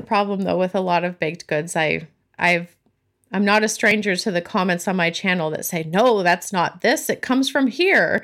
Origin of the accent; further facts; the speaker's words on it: California, United States; now in Massachusetts, United States; I'm originally from California, but I currently live in New England, in Massachusetts.